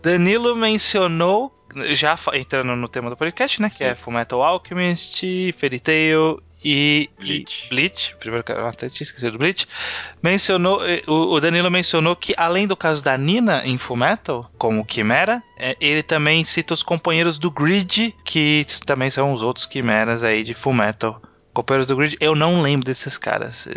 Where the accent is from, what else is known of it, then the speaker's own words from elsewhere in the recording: interior of São Paulo, Brazil; Eu também sou do interior, não chega aqui. É, quer dizer, eu sou do interior de São Paulo